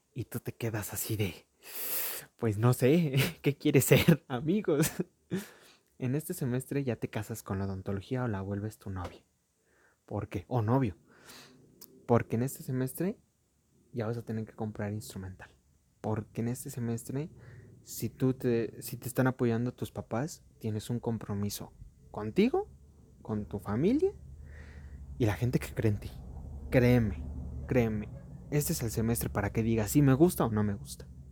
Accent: Mexico; mi país

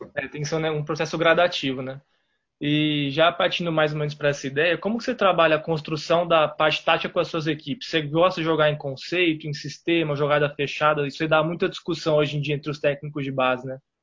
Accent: São Paulo, Brazil; now in Belo Horizonte, Brazil; Eu sou de São Paulo

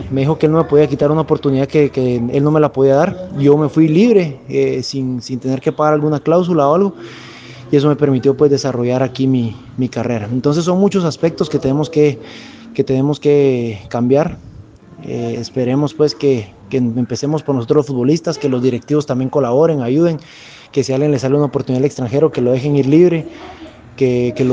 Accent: Guatemala; no nos damos cuenta que como futbolistas guatemaltecos eh, podemos quedar campeón 10 veces en un mismo en la Liga Nacional

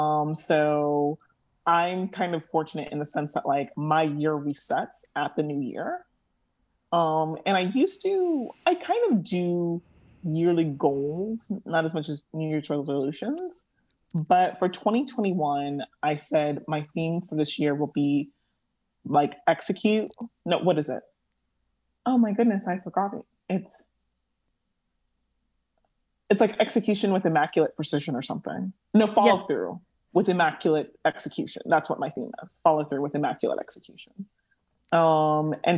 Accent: Los Angeles, California, United States; also born or lived in Moldova; I was born in a gas station in South Central

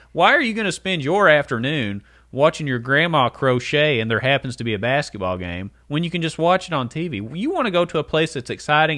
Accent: Letcher County, Kentucky, United States; we're from Letcher County

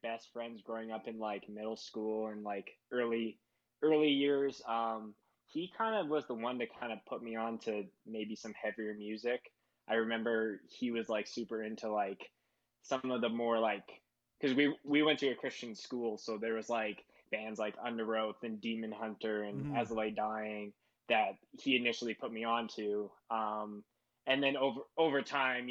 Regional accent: Winnipeg, Manitoba, Canada; moved away as an adult; now in Calgary, Canada; born and raised in Winnipeg. I lived there my whole life.

